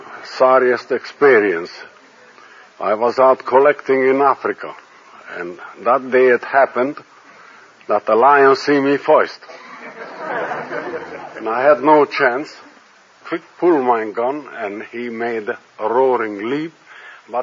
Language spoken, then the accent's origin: English; Belgrade, Serbia; now in United States